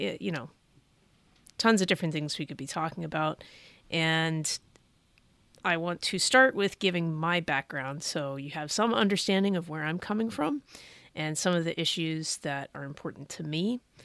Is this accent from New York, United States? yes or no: no; Bay Area, California, United States; I was born in the Bay Area of California